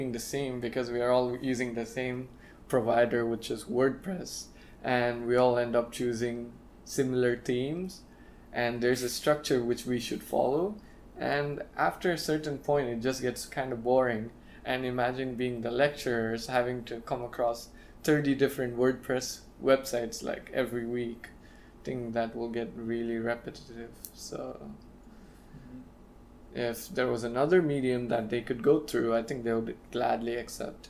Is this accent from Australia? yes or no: no; India; being the Indian I am